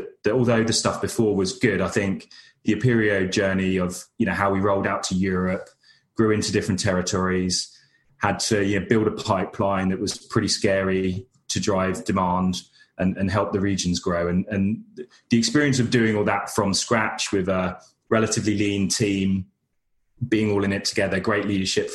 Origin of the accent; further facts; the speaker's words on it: United Kingdom; accent: monotone British; my monotone British accent